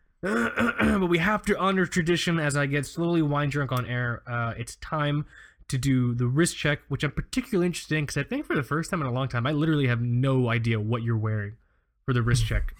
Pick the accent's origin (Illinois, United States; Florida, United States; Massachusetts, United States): Florida, United States; I grew up here in Florida. I didn't leave, I didn't leave home till I was nineteen